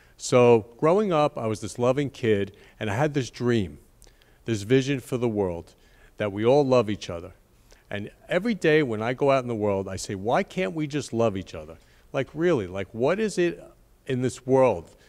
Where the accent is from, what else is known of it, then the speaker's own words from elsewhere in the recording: Great Neck, New York, United States; now in Florida, United States; When I was a kid growing up in Great Neck, Long Island